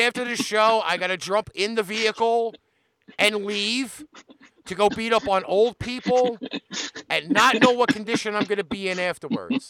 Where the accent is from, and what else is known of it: New York, United States